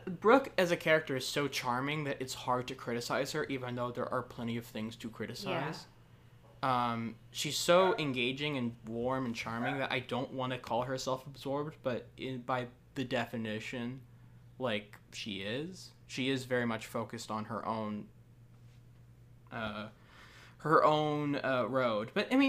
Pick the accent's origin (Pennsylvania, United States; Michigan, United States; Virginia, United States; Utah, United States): Virginia, United States; growing up in Virginia